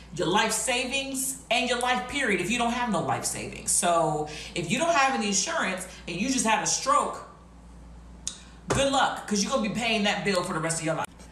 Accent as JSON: {"language": "English", "country": "United States", "said": "as an American"}